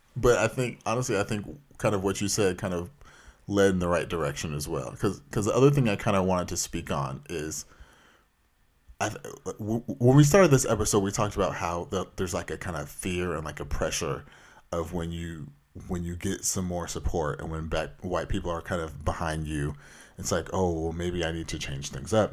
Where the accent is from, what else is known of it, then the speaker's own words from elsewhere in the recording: Anaheim, California, United States; I grew up in Orange County